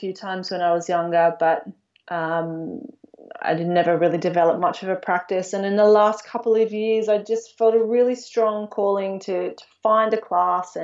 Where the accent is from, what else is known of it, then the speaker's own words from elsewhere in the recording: Australia; moved away as an adult; now in Budapest, Hungary; Growing up in Australia, we're very, or at least we were in my generation, a very sporty nation